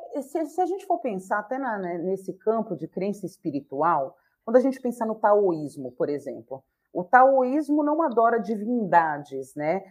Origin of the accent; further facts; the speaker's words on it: Bahia, Brazil; eu sou baiana